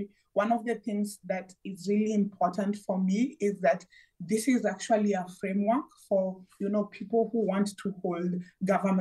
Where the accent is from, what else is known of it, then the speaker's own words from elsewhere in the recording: Kenya; I come from Kenya